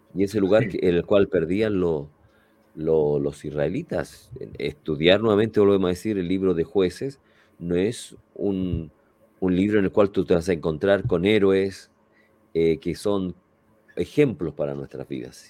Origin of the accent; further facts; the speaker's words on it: Chile; en nuestro país, ahí en el sur de Chile